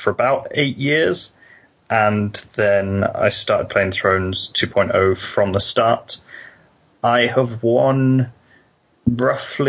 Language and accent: English; Wales, United Kingdom; I come from Wales.